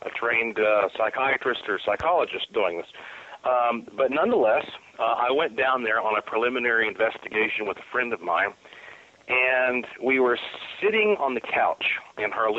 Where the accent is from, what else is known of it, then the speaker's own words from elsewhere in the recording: Asheville, North Carolina, United States; my hometown, Asheville, North Carolina